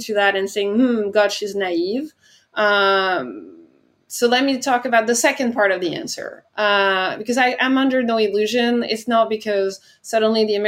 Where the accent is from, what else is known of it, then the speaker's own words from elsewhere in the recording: France; moved away as an adult; my home country, France